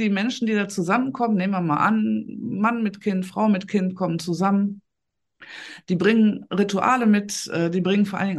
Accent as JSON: {"language": "German", "town": "Essen", "region": "North Rhine-Westphalia", "country": "Germany", "said": "ich habe eine eigene Praxis hier in Essen, also ich komme aus Essen im Ruhrgebiet"}